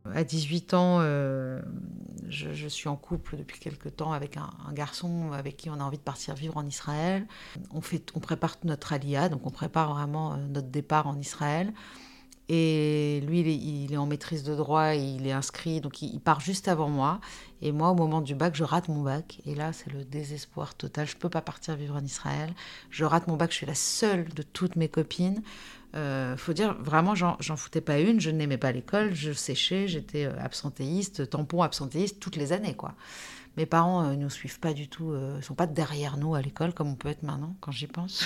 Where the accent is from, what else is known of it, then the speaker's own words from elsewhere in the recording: Nice, Provence-Alpes-Côte d'Azur, France; moved away as an adult; also born or lived in Paris; je suis née à Nice, euh, en 78. Donc j'ai 45 ans aujourd'hui. J'ai vécu 22 ans à Nice, 22 ans à Paris